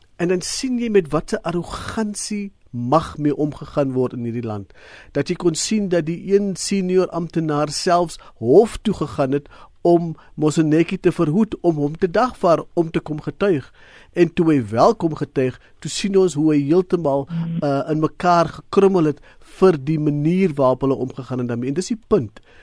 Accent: South Africa; vir ons as Suid-Afrikaners

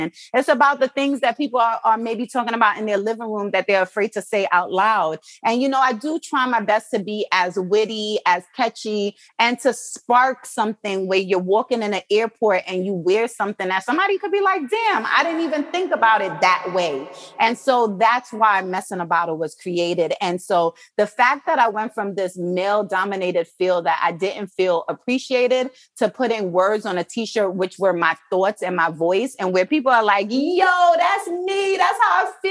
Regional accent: New York City, New York, United States; moved away as an adult; also born or lived in Jamaica / Baltimore; I'm from Brooklyn, New York, well, born in Jamaica, but live in Brooklyn.

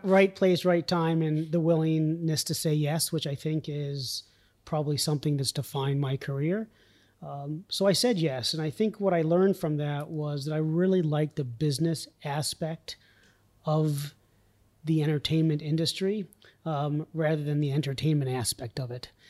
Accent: Vermont, United States; born or raised there; also born or lived in New York City

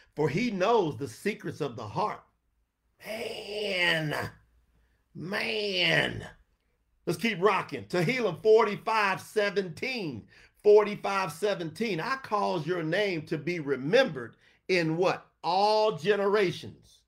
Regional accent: New York City, New York, United States; I was born in Harlem.

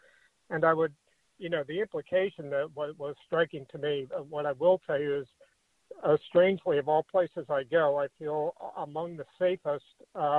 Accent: New York City, New York, United States; also born or lived in Nassau, Bahamas; I'm actually a 212, as they would say. I was born and raised in New York City.

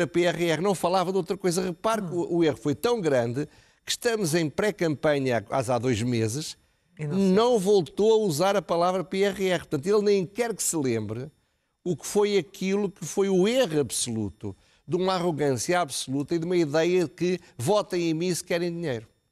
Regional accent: Portugal

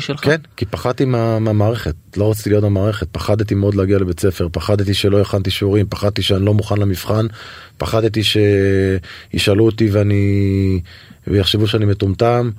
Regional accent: Netanya, Central District, Israel; גדלתי בנתניה

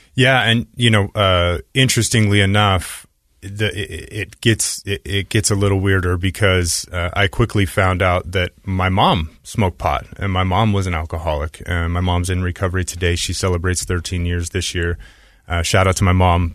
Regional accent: Utah, United States; I grew up here in Utah

